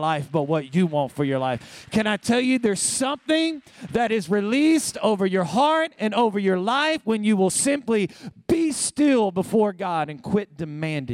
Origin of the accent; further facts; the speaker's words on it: Alabama, United States; moved away as an adult; also born or lived in Savannah, Georgia; now in California, United States; I'm a Southern boy. I was raised in Alabama.